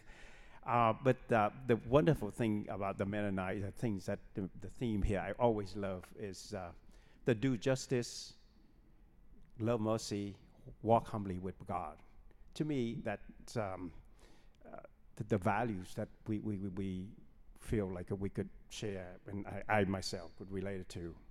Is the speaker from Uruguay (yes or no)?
no; Ho Chi Minh City, Vietnam; moved away; I was born in Saigon, Vietnam